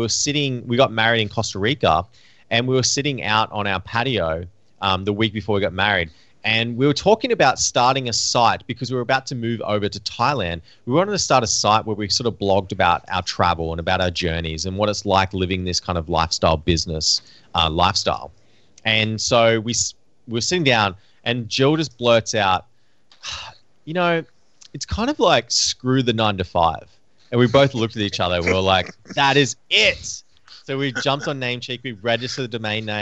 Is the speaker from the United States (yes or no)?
no; Australia; now in Vancouver, Canada; growing up in Australia